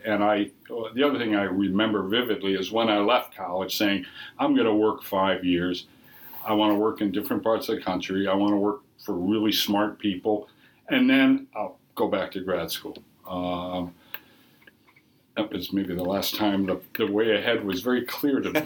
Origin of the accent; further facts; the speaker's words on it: Minnesota, United States; moved away; I grew up in several locations. Uh, Minnesota. Uh, so I'm a native Minnesotan.